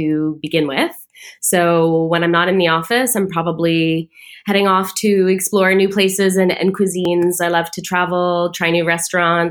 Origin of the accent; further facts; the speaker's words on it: Toronto, Ontario, Canada; also born or lived in United Kingdom / United States; I'm from Toronto, born and raised with some stints working abroad in the UK and the US.